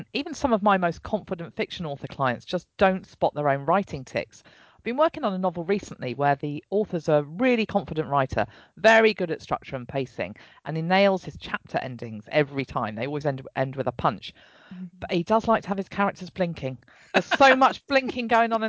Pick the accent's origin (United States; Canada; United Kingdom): United Kingdom; England; the English one